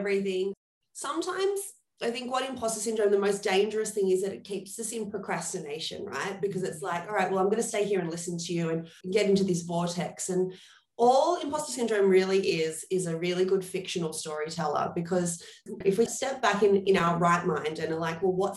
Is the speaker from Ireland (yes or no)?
no; Australia; moved away as an adult; also born or lived in New York; as Australians